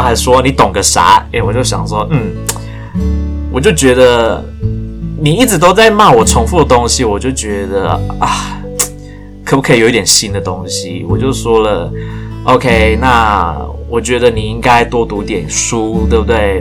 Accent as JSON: {"language": "Chinese", "country": "Taiwan", "said": "我很努力学英文，然后去参加这个英文聚会，就是为了要再继续增进我英文能力的一个台湾人"}